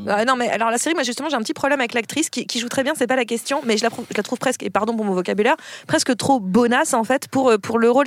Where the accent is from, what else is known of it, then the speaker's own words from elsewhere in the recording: France; en tant que Français